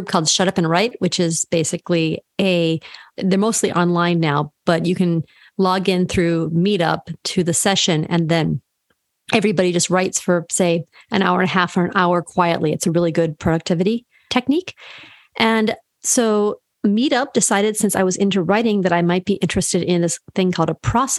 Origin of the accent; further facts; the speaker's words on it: Midwest, United States; moved away as an adult; also born or lived in Santa Cruz, California; now in California, United States; I grew up in the Midwest